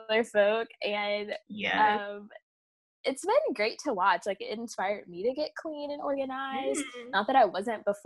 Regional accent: the South, United States; me as a Southerner

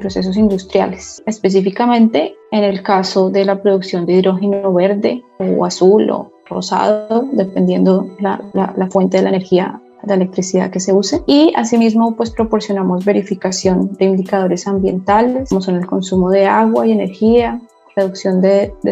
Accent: Bogotá, Colombia; moved away as an adult; now in Dubai, United Arab Emirates; Yo soy colombiana, yo soy nacida en Bogotá, eh, graduada de Ingeniería Industrial en una universidad en Colombia.

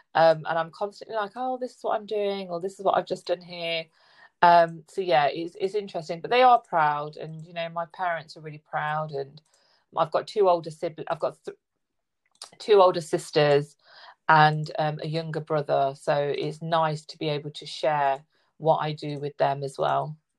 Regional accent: Leicester, East Midlands, United Kingdom; i'm in the midlands i'm east midlands i'm in leicester

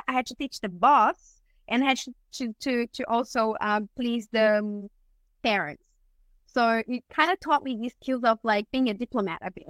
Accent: Brazil; moved away as an adult; now in Australia; I was born and raised in Brazil, that's where I studied psychology. And when I moved to Australia

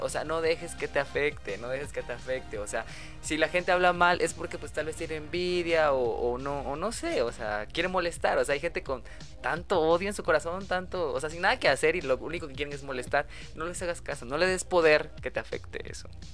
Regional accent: Oaxaca, Mexico; moved away as an adult; also born or lived in Puebla; soy de Oaxaca y me mudé a Puebla, o sea, yo era foráneo

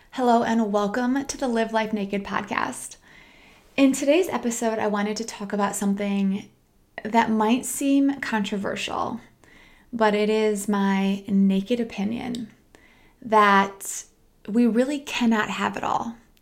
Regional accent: Midwest, United States; moved away; I'm from the Midwest.

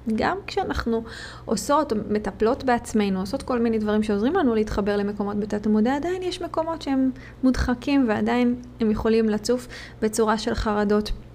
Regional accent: Israel; moved away; כישראלית, יהודייה שנמצאת במד-, במדינות כרגע אחרות

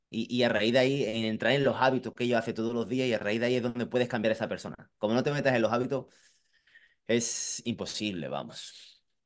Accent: Marbella, Andalusia, Spain; moved away; also born or lived in Madrid; nací aquí en Málaga, eh, España, el sur, de, sur, sur de España, concretamente en Marbella

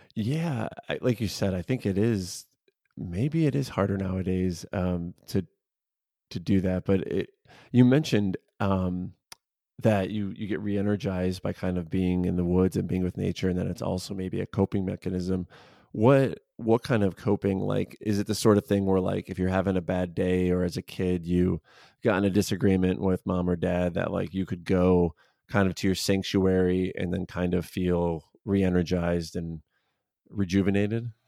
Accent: suburbs of Chicago, Illinois, United States; I'm from the Chicago area, so I grew up in the suburbs of Chicago, I live in the city of Chicago

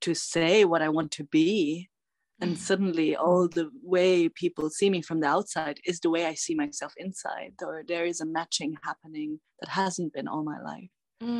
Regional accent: Bavaria, Germany; I'm tuning in from Bavaria, which is the Alb region in Germany where I grew up

